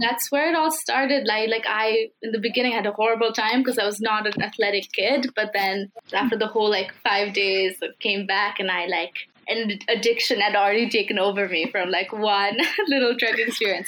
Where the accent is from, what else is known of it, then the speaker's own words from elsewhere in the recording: Kathmandu, Bagmati, Nepal; I am uh, from Kathmandu, like you mentioned, it's my hometown. I've lived here for 18 years